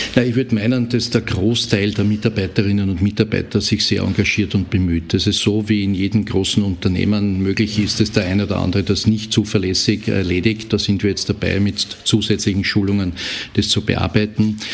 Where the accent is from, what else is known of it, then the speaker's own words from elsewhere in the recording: Austria; bei uns in Österreich